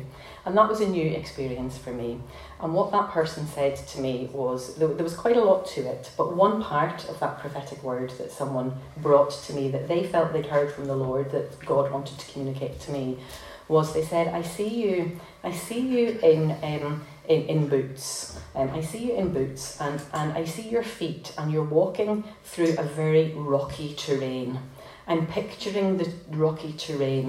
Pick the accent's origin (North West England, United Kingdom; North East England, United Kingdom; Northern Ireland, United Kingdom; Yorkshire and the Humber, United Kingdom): Northern Ireland, United Kingdom; Belfast; moved away as an adult; I was born in North Belfast, very close to the Peace Line.